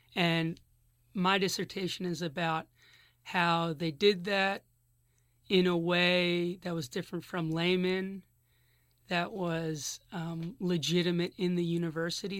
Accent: Philadelphia, Pennsylvania, United States; moved away as an adult; now in Berkeley, United States; I'm from Philadelphia originally

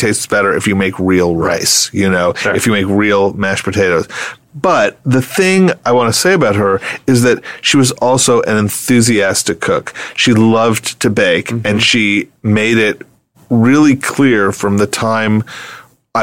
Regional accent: New York City, New York, United States; I grew up in New York City

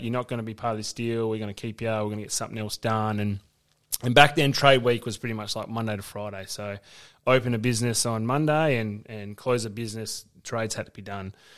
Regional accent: Northampton, Western Australia, Australia; also born or lived in East Melbourne, Victoria / Canberra; growing up in Northampton, country footy, you love your club

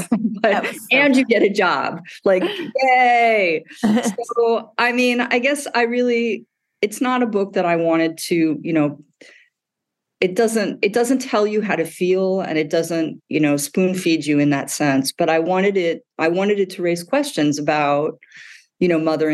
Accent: Midwest, United States; moved away; I grew up in the Midwest

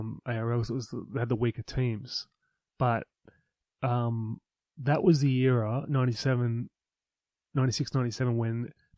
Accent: Newcastle, New South Wales, Australia; I come from Newcastle, working class school.

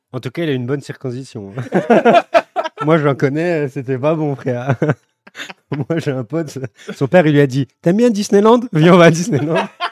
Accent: France; en tant que Français

